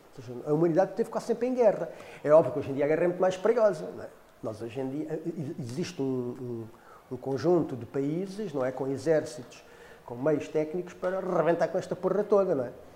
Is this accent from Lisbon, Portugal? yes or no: yes; Cacém, Lisbon, Portugal; eu sou do Cacém